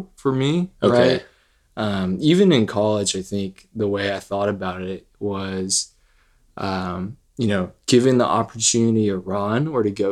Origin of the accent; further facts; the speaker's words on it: Potomac, Maryland, United States; moved away as an adult; now in Texas, United States; I was born in Potomac, Maryland, grew up there, and then came down to Texas to go to Baylor University. Been in Texas since